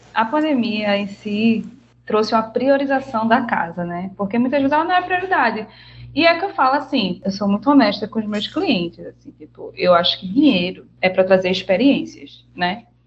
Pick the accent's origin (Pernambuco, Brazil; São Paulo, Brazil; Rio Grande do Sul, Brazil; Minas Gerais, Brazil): Pernambuco, Brazil; Recife; also born or lived in Bahia; Eu sou recifense, apesar de ser baiana